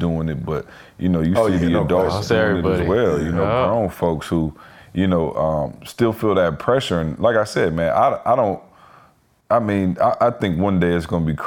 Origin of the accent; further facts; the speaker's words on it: Lansing, Michigan, United States; I'm from Lansing